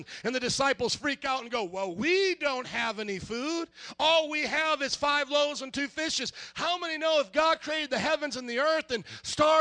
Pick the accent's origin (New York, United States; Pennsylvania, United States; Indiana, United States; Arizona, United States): Indiana, United States; moved away as an adult; also born or lived in New Orleans, Louisiana; now in Chicago, United States; I was born and raised in Indiana to 18, then brought to New Orleans for 7.5 years, then brought here